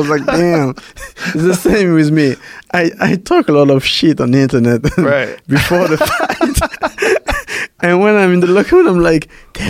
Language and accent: English; Paris, Île-de-France, France; English is a second language; also born or lived in Cameroon; I was born in Cameroon, and then my mom moved to Paris when I was 8, and then 1 hour later, my sister and I went to Paris to follow my mom